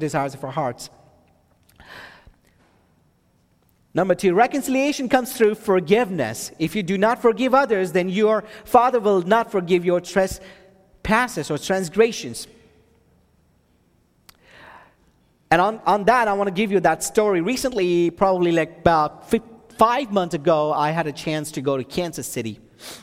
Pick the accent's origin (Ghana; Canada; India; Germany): India; now in Texas, United States; I'm from India